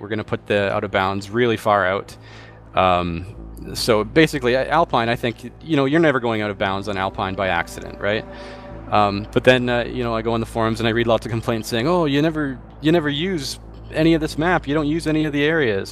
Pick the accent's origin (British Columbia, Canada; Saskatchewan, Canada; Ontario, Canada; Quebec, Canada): British Columbia, Canada; Vancouver; I'm from Vancouver